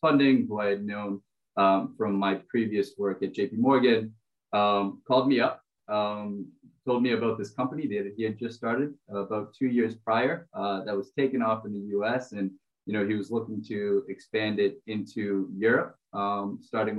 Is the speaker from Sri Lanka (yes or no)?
no; Brazil; moved away; I'm originally from Brazil.